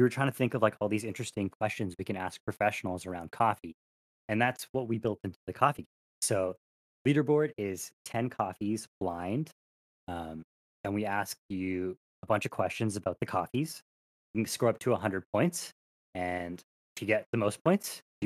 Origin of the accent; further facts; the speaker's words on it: Canada; As a Canadian